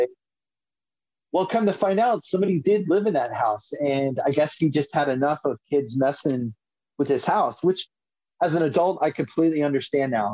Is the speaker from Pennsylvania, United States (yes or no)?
yes; Ephrata, Pennsylvania, United States; I'm from Ephrata, Pennsylvania, and we always used to go outside Reading, Pennsylvania